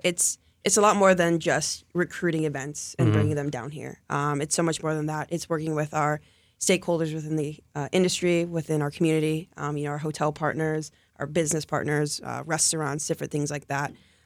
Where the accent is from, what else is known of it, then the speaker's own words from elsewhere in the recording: Ohio, United States; moved away as an adult; now in Polk County; I came down here from Ohio, and so it's only me.